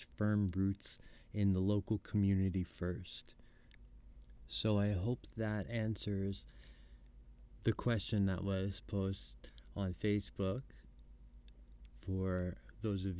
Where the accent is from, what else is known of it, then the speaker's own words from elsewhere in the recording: New York, United States; Growing up in New York, I went to the Comedy Cellar